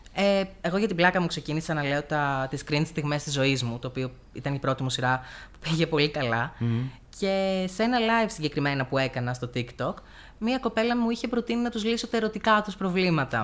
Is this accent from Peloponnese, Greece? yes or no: no; Heraklion, Crete, Greece; moved away as an adult; now in Komotini, Greece; Γεννήθηκα και μεγάλωσα στο Ηράκλειο τη Κρήτη.